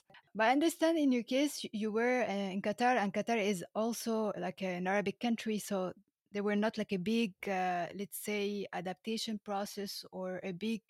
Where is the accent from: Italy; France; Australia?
France; born there; also born or lived in Egypt; When I remember my childhood, I was born in France, okay? And I moved to Egypt to start education, etc. And then I moved to France and I came back to Egypt.